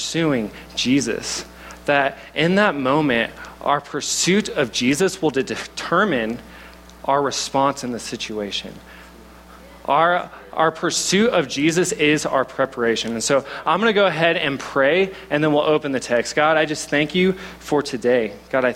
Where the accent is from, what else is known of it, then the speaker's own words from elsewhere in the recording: Oklahoma, United States; accent: southern; now in Boulder, United States; I'm from Oklahoma, so if I have a little bit of a southern accent, that's what it is